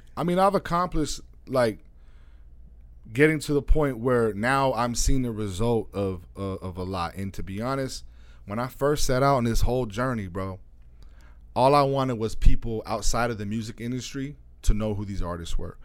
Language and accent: English; small town three hours east of Phoenix, Arizona, United States; moved away as an adult; also born or lived in California; now in Phoenix, United States; I grew up in a small town that's three hours east of here